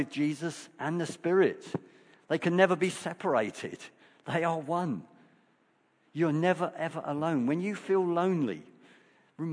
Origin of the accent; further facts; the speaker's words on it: United Kingdom; as British people, we are very reserved